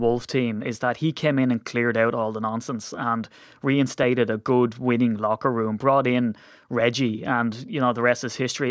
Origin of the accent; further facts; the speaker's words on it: Ireland; we're Irish